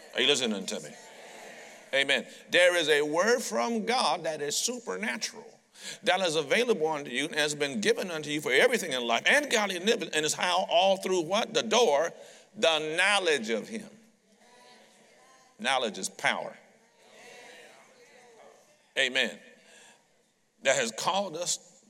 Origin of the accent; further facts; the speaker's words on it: Detroit, Michigan, United States; I'm a street kid from Detroit